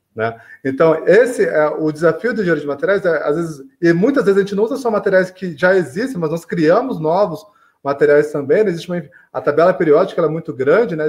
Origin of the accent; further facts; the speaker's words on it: São João da Boa Vista, São Paulo, Brazil; eu sou aqui de São João do Boa Vista, que é interior de São Paulo, leste paulista.